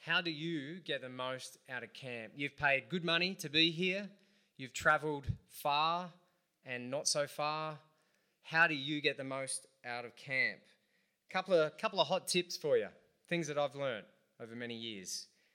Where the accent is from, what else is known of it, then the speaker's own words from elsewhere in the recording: Central Coast, New South Wales, Australia; also born or lived in Adelaide; I'm from the Central Coast